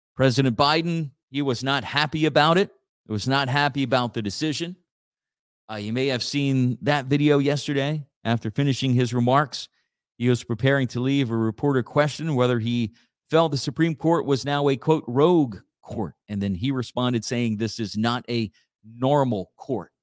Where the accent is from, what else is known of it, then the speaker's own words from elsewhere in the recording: Church Point, Louisiana, United States; my hometown again. Uh, Church Point Community Development Corporation